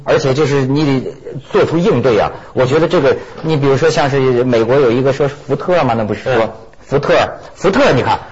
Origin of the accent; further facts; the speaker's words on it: Hebei, China; 燕赵之士，就我们河北人